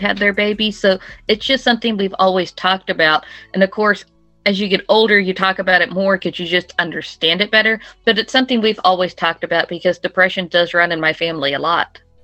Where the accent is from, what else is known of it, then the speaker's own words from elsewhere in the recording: Oklahoma City, Oklahoma, United States; I am from Oklahoma City, Oklahoma